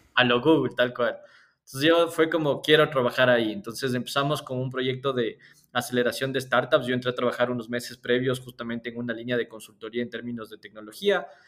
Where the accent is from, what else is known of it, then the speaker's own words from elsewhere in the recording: Cayambe, Pichincha, Ecuador; nací en Cayambe